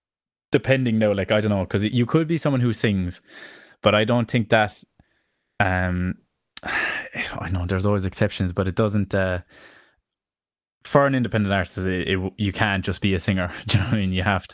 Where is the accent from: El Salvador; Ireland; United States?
Ireland; they billed me as an Irish singer songwriter, you know.